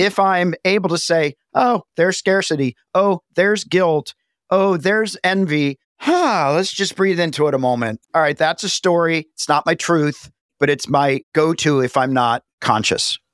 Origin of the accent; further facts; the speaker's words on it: the South, United States; moved away; also born or lived in Los Angeles; I grew up in a small town in the South